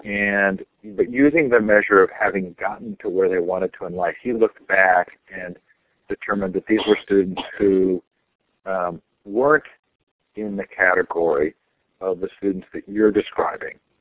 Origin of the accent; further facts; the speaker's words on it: Stanford, California, United States; now in Sacramento, United States; I grew up on Stanford campus